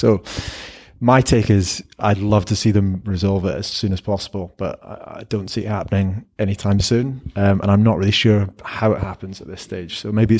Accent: Scotland, United Kingdom; I as a Scottish rugby fan, I'm just kind of a bit disappointed and frustrated about how it's all played out.

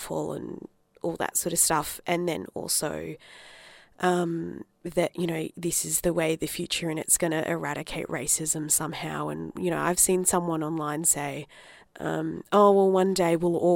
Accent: Adelaide, South Australia, Australia; also born or lived in Darwin, Northern Territory; I grew up in Adelaide because my parents moved down from Darwin

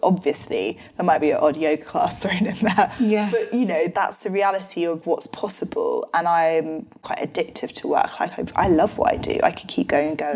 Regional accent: London, United Kingdom; my family are from New Zealand originally, but live in London. So I grew up in London my whole life.

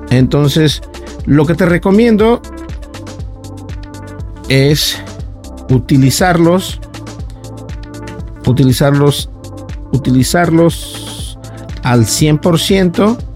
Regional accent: Mexico; Yo soy de acá de México

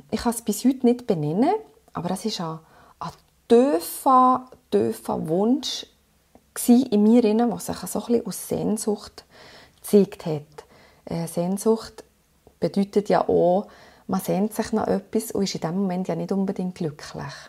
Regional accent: Switzerland; ich bin nach einem halben Jahr zurückgekommen mit, ähm, mit meinem Mann und äh, habe hier meinen Sohn geboren in der Schweiz und dann haben wir uns entschieden, hier zu bleiben

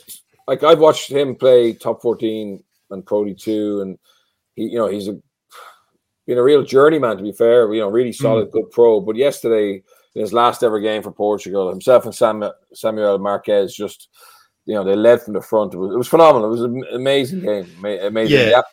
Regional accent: Ireland

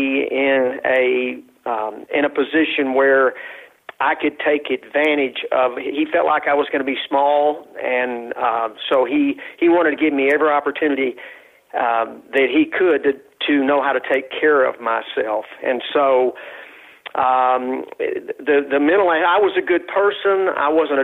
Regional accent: West Texas, United States; I was raised in West Texas

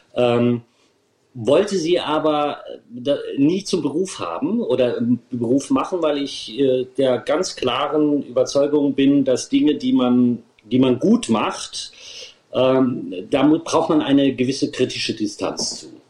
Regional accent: Germany; meine Heimat

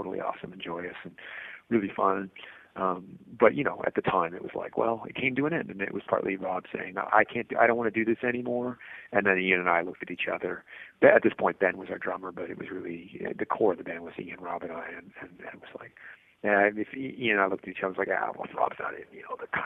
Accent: Lunenburg, Nova Scotia, Canada; also born or lived in Halifax; I grew up in Lunenburg till I was 12, and so that was a small town of 3,000 people, so Halifax always felt like the big city

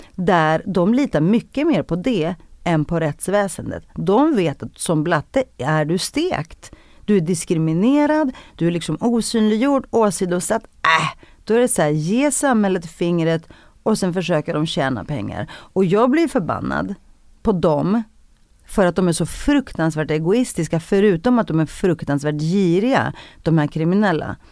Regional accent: Stockholm, Stockholm County, Sweden; jag växte upp i Rinkeby, i en av Sveriges fattigaste förorter

